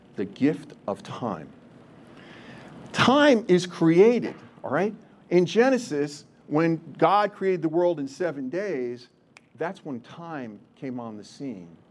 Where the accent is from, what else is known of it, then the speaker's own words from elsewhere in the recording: New Jersey, United States; I still am Polish. I'm still from Jersey